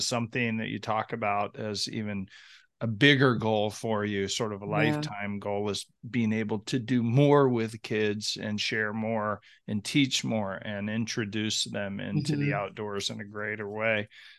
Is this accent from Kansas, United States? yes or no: yes; Kansas, United States; from Kansas.